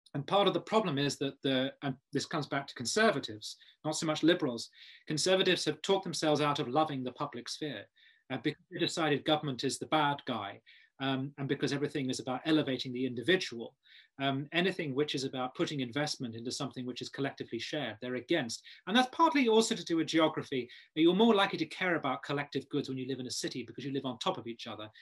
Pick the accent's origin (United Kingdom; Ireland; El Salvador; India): United Kingdom; Kent, South East England; I'm from Kent